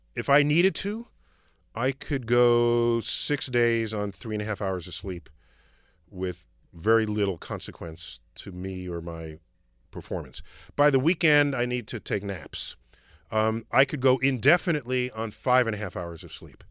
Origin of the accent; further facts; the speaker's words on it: New York City, New York, United States; I'm from the Bronx